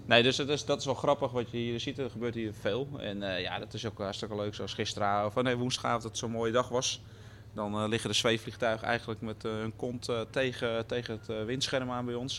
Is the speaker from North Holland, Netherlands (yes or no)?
yes; Loosdrecht, North Holland, Netherlands; ik kom uit Loosdrecht